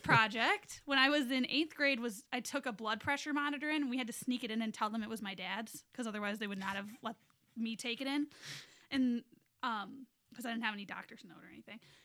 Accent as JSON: {"language": "English", "town": "East Lansing", "region": "Michigan", "country": "United States", "tie": "born or raised there", "said": "I grew up in East Lansing"}